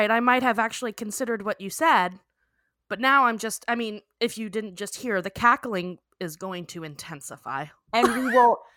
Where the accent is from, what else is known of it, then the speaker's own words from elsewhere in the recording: Texas, United States; I'm from Texas, from this podunk ass little town in the middle of nowhere, and I live between two cotton fields on like five acres of land.